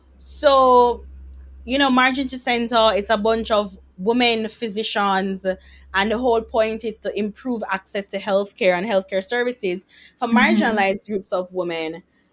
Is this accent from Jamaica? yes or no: yes; Jamaica; I'm a Jamaican girl who happens to be a doctor and who happens to be a blogger.